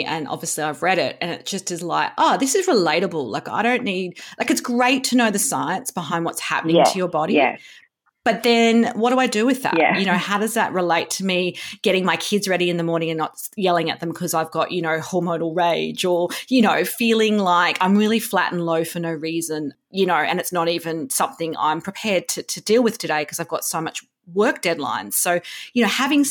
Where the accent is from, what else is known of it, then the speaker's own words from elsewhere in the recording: Woy Woy, New South Wales, Australia; I'm back living on the Central Coast now, but I grew up on the Central Coast and, you know, now it's sea change, you know, heaven for rich Sydneysiders. But, you know, growing up in Woi Woi wasn't like it is now.